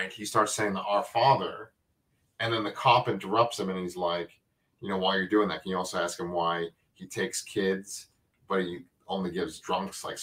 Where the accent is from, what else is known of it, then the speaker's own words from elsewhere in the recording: New York City, New York, United States; moved away; I grew up on Staten Island.